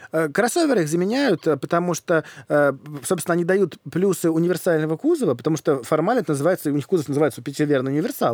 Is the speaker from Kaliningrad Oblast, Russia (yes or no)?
no; Moscow, Russia; я в детстве жил в Москве